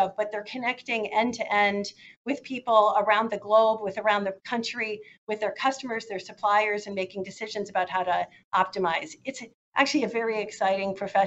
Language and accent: English; Chicago, Illinois, United States; I grew up in Chicago